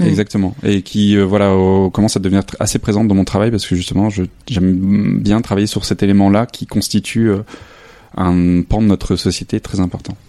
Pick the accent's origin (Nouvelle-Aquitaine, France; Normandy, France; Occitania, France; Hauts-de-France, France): Hauts-de-France, France; a small village near Lille; moved away as an adult; also born or lived in Arles; now in Saint-Denis, France; je suis originaire du nord de la France, dans un petit village à côté de Lille